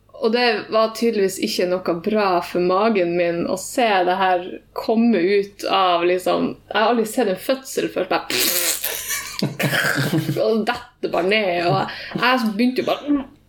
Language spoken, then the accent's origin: Norwegian; Tromsø, Troms, Norway; jeg sier jeg er fra Tromsø, men jeg har blitt vokst opp i Ramfjorden, som er 20 minutter unna Tromsø